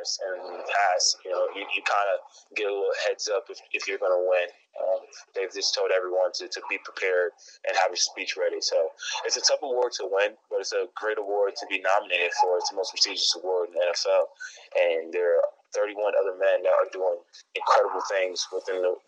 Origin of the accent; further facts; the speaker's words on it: Whitehall, Pennsylvania, United States; also born or lived in New York; I was born in New York. I'm from Pennsylvania, Whitehall, Copley, Lehigh Valley